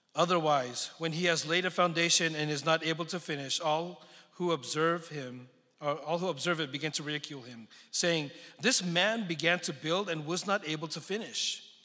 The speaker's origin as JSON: {"language": "English", "area": "San Francisco Bay Area", "region": "California", "country": "United States", "tie": "born or raised there", "also_born_or_lived": "Philippines / Texas", "moved": "yes", "lives_now": "Dallas, United States", "said": "I was born in the Philippines, but grew up in the San Francisco Bay Area"}